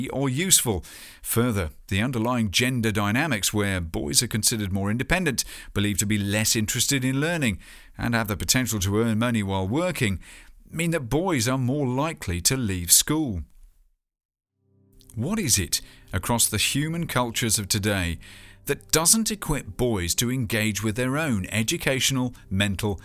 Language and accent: English; United Kingdom; here in my home country